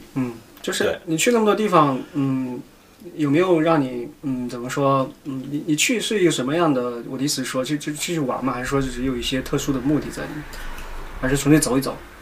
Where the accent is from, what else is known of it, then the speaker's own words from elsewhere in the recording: Shaanxi, China; moved away as an adult; also born or lived in Shenzhen; now in United Kingdom; 我也是个旱鸭子，以前我是陕西人，你知道吗？北方，正宗北方